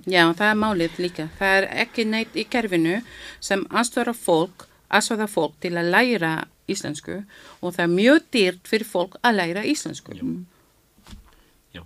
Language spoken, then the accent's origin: Icelandic; Philippines; Icelandic is a second language; now in Iceland; ég er frá Filipsheim þarna við erum með Filipsheimsku tungumál líka sem við notum